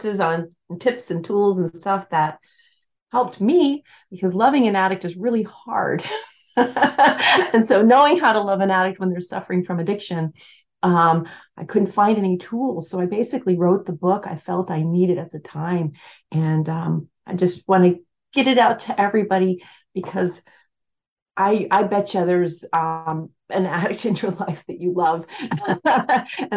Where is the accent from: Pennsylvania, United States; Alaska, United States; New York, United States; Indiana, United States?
Alaska, United States; I am from Alaska